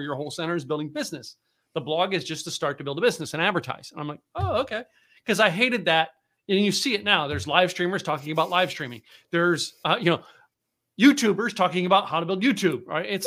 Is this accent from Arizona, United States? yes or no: no; Philadelphia, Pennsylvania, United States; moved away as an adult; also born or lived in New England; now in Texas, United States; I grew up in the Northeast, up uh, Philadelphia and, and Poconos, Poconos of Pennsylvania.